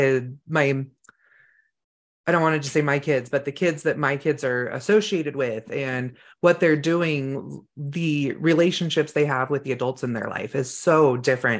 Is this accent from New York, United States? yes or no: no; California, United States; moved away as an adult; now in Idaho, United States; we grew up in California and moving up to Idaho